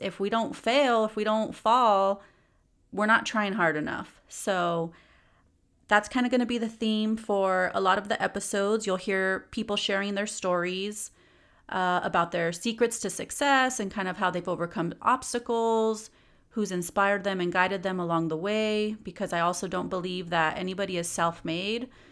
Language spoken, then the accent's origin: English; San Gabriel Valley, California, United States; also born or lived in East Los Angeles, California / Spain / Inland Empire, California; now in Ontario, United States; growing up in the San Gabriel Valley for most of my life